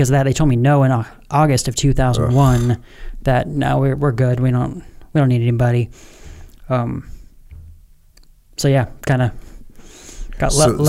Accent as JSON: {"language": "English", "region": "Washington", "country": "United States", "tie": "born or raised there", "also_born_or_lived": "Alaska / Illinois / Mountain Home, Idaho", "said": "I was born in Alaska, but then moved to Illinois. Don't really remember any of either of those places. First place I remember is Mountain Home, Idaho, which is just a tiny little place about an hour south of Boise. And then from there, I kind of call Washington State home"}